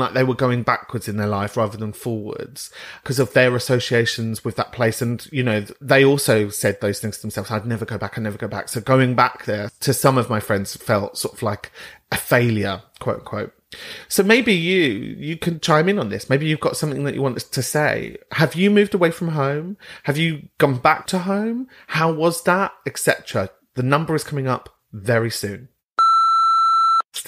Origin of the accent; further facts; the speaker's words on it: London, United Kingdom; moved away as an adult; also born or lived in Southend; I'm from Kentish Town